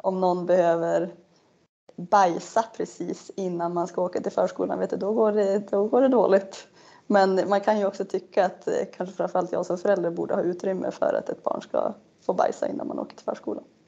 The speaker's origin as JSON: {"language": "Swedish", "region": "Norrland", "country": "Sweden", "also_born_or_lived": "Umeå", "said": "jag vet inte om jag delar det med fler norrlänningar"}